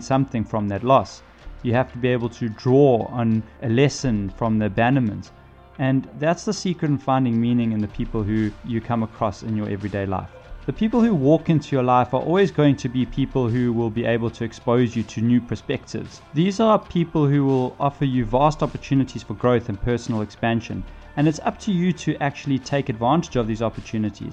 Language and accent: English; South Africa; being South African